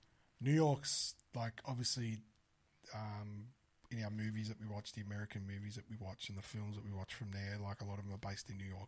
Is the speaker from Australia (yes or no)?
yes; Australia; We're from Australia.